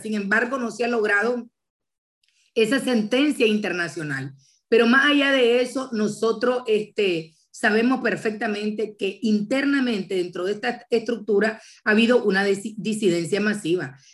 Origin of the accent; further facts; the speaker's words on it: Nicaragua; moved away; como nicaragüenses